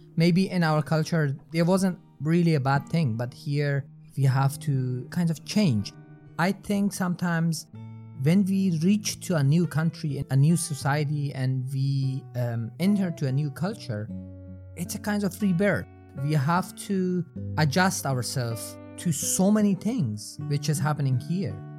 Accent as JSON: {"language": "English", "region": "Herat", "country": "Afghanistan", "also_born_or_lived": "Hamburg, Germany / Giessen, Germany", "second_language": "English", "moved": "as an adult", "lives_now": "Germany", "said": "I came from Afghanistan, not a very small, uh, uh, medium sized city called Herat, and I'm here since 2015"}